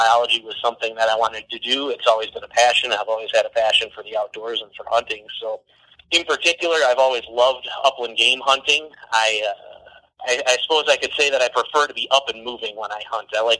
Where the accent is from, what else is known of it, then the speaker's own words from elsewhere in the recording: Wisconsin Dells, Wisconsin, United States; also born or lived in Kingsville, Texas; I grew up in the Wisconsin Dells area